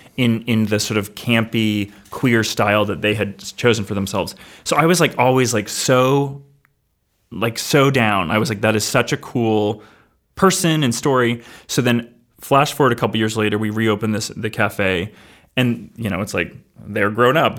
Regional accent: Somersworth, New Hampshire, United States; I, I grew up in Summersworth

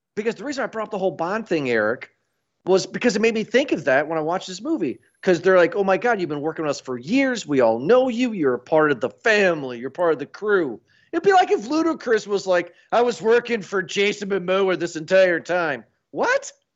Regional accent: United States; I'm American

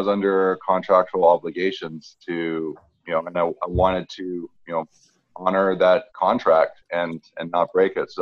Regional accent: Vancouver, British Columbia, Canada; I'm from Vancouver

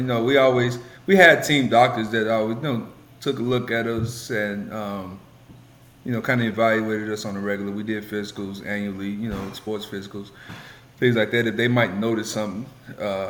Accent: Chicago, Illinois, United States; Me growing up from the south side of Chicago, very humble, limited means.

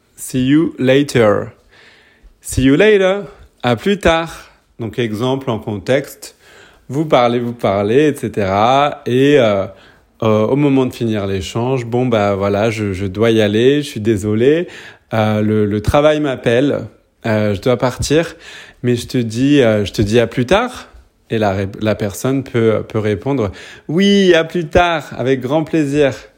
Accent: Paris, Île-de-France, France; now in New Zealand; je suis français, je suis né à Paris, mais j'habite en ce moment en Nouvelle-Zélande

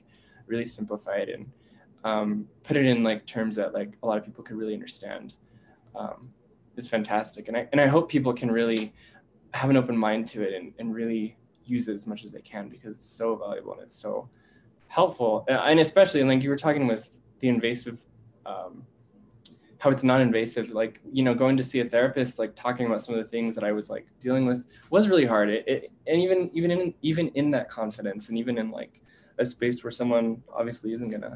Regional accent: United States

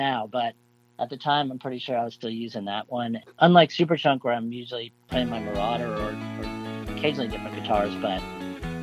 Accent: South Florida, United States; growing up in South Florida in the 70s

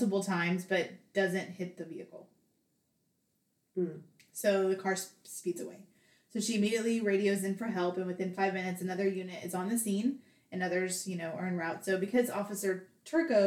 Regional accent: the South, United States; we're from the South

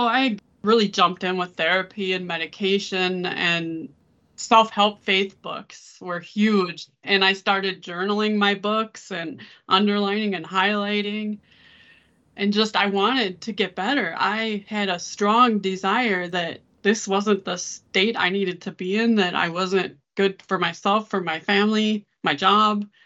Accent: Saint Paul, Minnesota, United States; also born or lived in Georgia; I live in Saint Paul, Minnesota. I've lived here most of my life

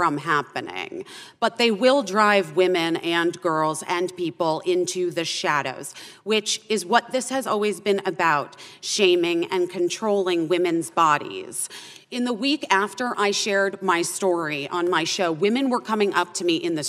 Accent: Arizona, United States; I had an abortion when I was 15 years old in my home state of Arizona in 1994.

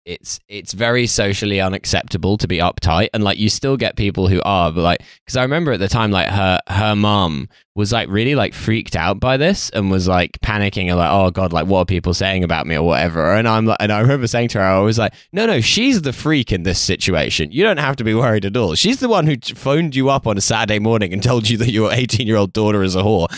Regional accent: United Kingdom; I grew up like just outside London

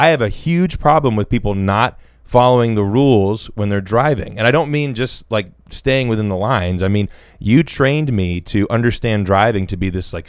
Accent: Alabama, United States; I grew up down here in Southern Alabama, where everyone talks to everyone all the time.

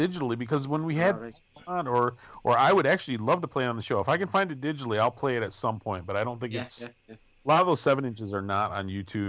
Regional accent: Wisconsin, United States; I grew up in Wisconsin

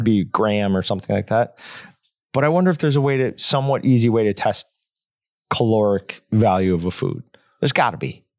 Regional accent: New York, United States; growing up in New York, I knew a couple kids I went to school with were already, like, vegans

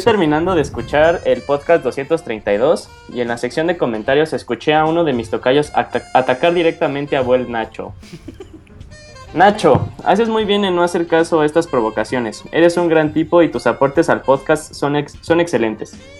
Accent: Mexico; está el estigma como sociedad mexicana que nos hacemos las preguntas de que, ¿por qué Estados Unidos tiene mayor éxito económico que nuestro país?

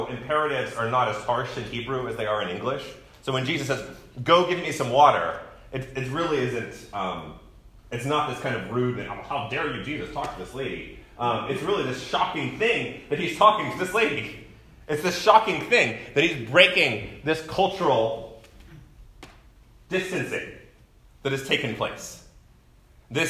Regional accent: United States; I've been conditioned as an American male

